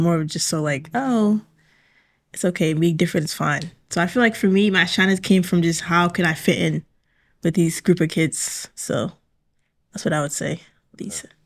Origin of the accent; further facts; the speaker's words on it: Hingham, Massachusetts, United States; I am from Hingham.